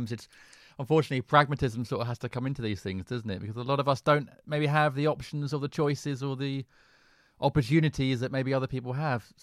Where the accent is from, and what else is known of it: United Kingdom